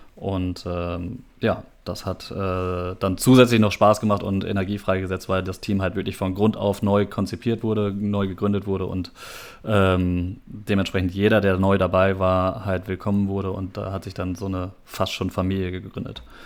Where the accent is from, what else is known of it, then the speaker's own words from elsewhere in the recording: Minden, North Rhine-Westphalia, Germany; moved away as an adult; also born or lived in Oldenburg; now in Münster, Germany; gebürtig aus Oldenburg, bin dann aber in Minden aufgewachsen